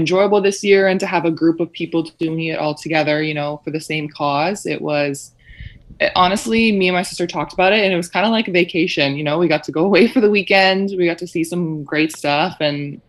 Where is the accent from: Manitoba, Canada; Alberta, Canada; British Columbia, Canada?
Manitoba, Canada; Winnipeg; I was born and raised in Winnipeg